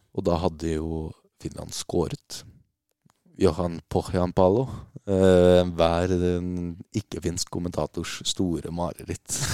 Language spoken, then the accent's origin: Norwegian; Norway